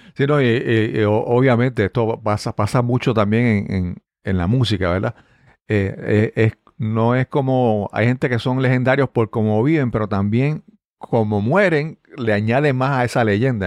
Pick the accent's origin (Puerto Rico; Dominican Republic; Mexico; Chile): Puerto Rico; Yabucoa; Y yo vengo de, de, de, de nací en Yabucoa